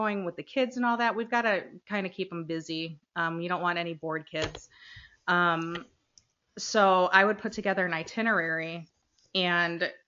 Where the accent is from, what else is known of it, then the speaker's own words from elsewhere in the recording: Chicago, Illinois, United States; now in Chicago suburbs, United States; I am originally from Chicago, moved to the burbs when I had kids, so Chicago suburbs.